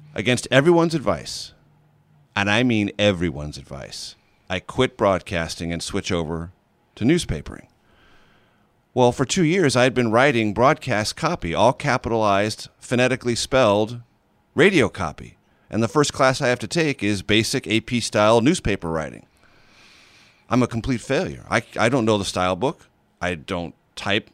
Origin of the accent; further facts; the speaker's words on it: San Diego, California, United States; moved away as an adult; also born or lived in Missouri; growing up in San Diego, very close to paradise on planet Earth